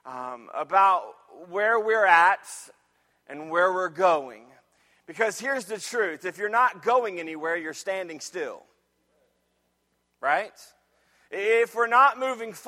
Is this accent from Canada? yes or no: no; Jacksonville, Florida, United States; moved away; also born or lived in Michigan; I grew up in Jacksonville, Florida. And when we moved to Michigan after God moved us around a little bit